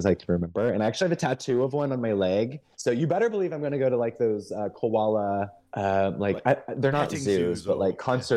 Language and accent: English; Missouri, United States; moved away; I'm from Missouri